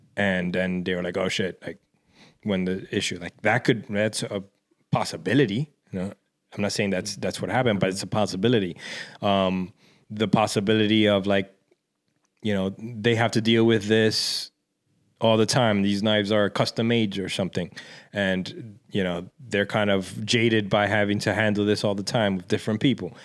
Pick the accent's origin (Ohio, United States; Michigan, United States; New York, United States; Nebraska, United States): New York, United States; New York City; growing up in Washington Heights